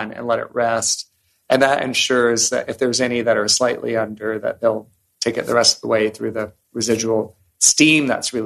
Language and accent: English; Savannah, Georgia, United States; When we were growing up in Savannah